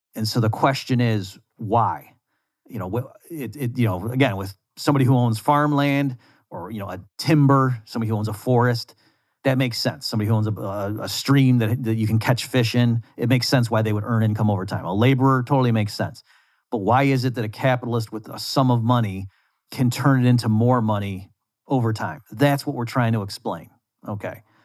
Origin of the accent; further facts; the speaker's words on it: United States; I'm from the United States.